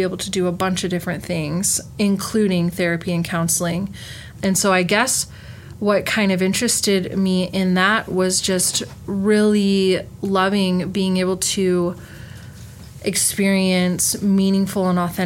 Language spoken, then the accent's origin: English; northeast Ohio, United States; moved away as an adult; also born or lived in Utah; now in Washington, United States; I grew up about 40 miles south of Cleveland, so northeast Ohio